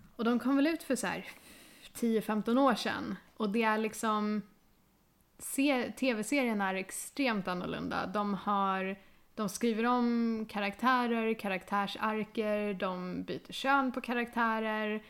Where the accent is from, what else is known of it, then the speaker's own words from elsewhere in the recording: Sweden; vi ska vara stolta som svenskar